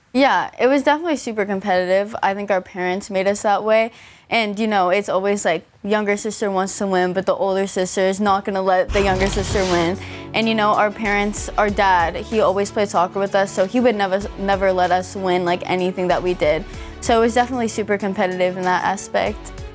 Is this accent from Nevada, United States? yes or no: no; Los Angeles, California, United States; being in my hometown